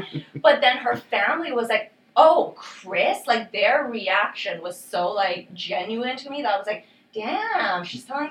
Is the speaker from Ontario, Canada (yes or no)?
no; Vancouver, British Columbia, Canada; also born or lived in Iran; now in Toronto, Canada; technically my hometown's Vancouver.